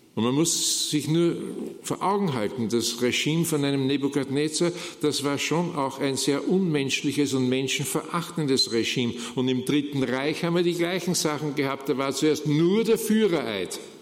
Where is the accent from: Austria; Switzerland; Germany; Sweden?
Austria; wie das bei uns in Österreich heißt